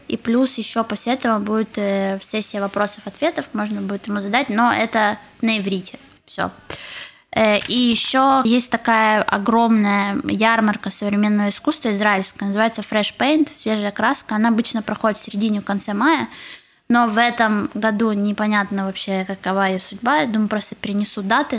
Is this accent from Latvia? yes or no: no; Kharkiv, Kharkiv Oblast, Ukraine; moved away as an adult; also born or lived in Saint Petersburg; now in Israel; я из Харькова